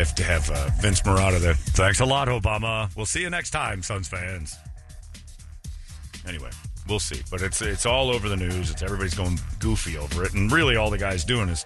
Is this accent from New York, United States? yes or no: no; Arizona, United States; This is my hometown. I live here.